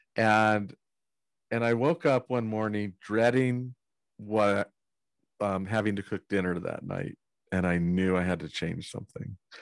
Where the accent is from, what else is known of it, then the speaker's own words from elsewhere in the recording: Northern California, United States; I grew up in Northern California